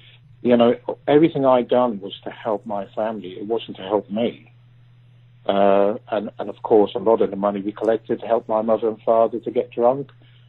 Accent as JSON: {"language": "English", "country": "Ireland", "tie": "born there", "said": "I was born in Ireland."}